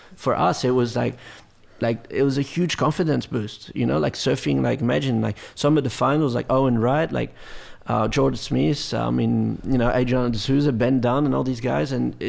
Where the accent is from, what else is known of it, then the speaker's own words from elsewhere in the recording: France; English is a second language; Yeah, well, some of the events, I think I wasn't really allowed to surf in them as a French kid